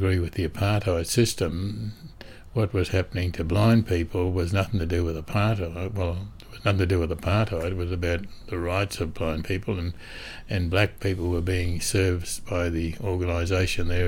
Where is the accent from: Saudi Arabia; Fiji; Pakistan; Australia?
Australia; being an Australian